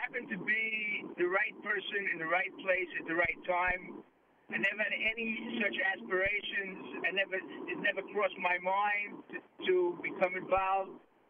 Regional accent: New York City, New York, United States; moved away; growing up in Brooklyn, and was actually to be the first Orthodox Jew to play in the NBA.

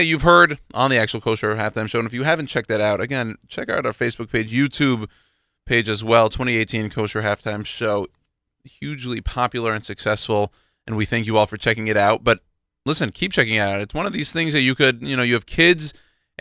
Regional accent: Houston, Texas, United States; now in New York City, United States; my hometown, Houston

